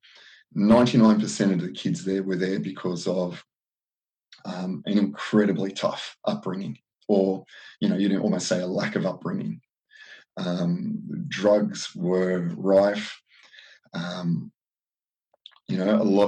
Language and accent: English; Southern Highlands, New South Wales, Australia; I grew up down in the Southern Highlands in New South Wales.